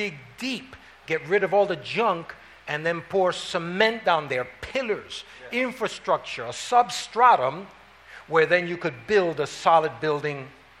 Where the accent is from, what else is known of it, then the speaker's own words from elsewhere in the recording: New York City, New York, United States; I was raised up in Harlem.